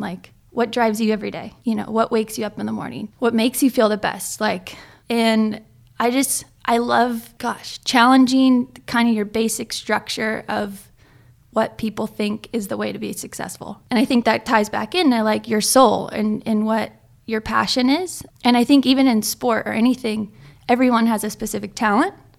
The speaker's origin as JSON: {"language": "English", "town": "Ojai", "region": "California", "country": "United States", "tie": "born or raised there", "also_born_or_lived": "Hawaii", "said": "I'm from Ojai, California, right? That's, like, thirty minutes inland."}